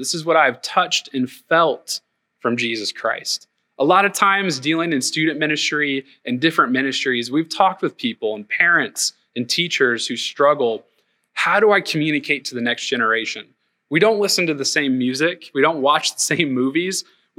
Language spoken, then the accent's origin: English; Tennessee, United States; We came from Northeast Tennessee and the housing market was a little different.